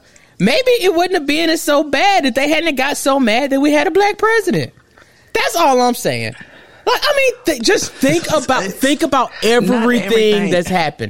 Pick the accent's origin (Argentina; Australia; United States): United States; Clarke County, Alabama; my hometown in Clark County, Alabama